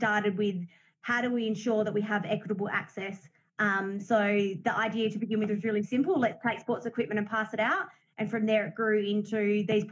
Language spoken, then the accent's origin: English; Australia; I grew up in a metropolitan area